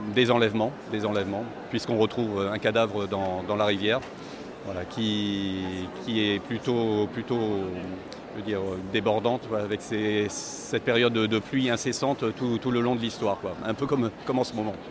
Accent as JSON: {"language": "French", "area": "Pas-de-Calais", "region": "Hauts-de-France", "country": "France", "moved": "yes", "said": "Pas-de-Calais d'où je viens."}